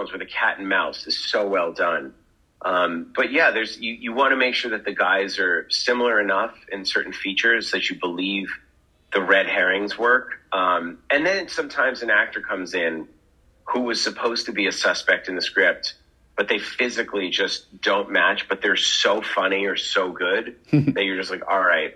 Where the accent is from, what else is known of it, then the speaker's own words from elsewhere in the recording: Massachusetts, United States; I grew up in Massachusetts